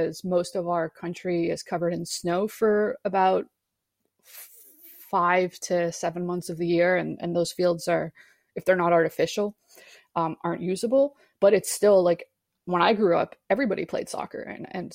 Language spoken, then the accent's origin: English; Canada; As a Canadian